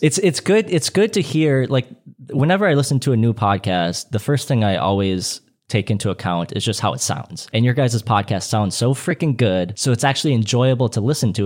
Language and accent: English; Saint Paul, Minnesota, United States; I'm actually from Saint Paul, Minnesota